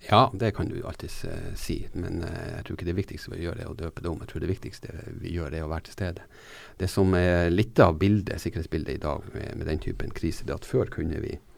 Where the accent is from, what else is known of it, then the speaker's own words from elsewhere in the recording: Norway; jeg er fra Norge og bor i Norge